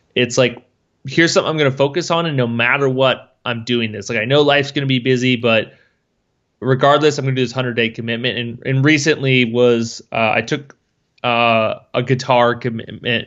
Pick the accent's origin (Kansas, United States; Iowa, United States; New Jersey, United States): Iowa, United States; Schleswig; I grew up in Schleswig, Iowa, which is Farmville, next to a town of eight hundred people.